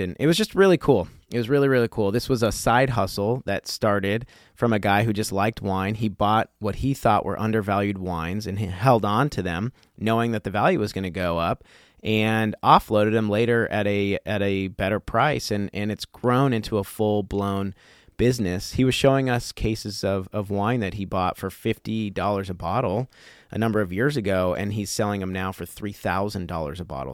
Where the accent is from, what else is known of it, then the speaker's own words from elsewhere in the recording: Colorado, United States; I grew up in Colorado